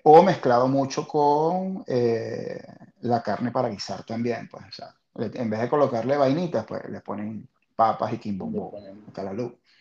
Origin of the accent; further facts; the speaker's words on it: Venezuela; la venezolana, obviamente, que es la de mi tierra la que amo con locura